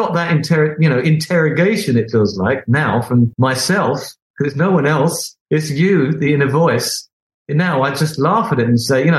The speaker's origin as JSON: {"language": "English", "town": "Beckenham", "region": "London", "country": "United Kingdom", "said": "I'm some oik from Beckenham"}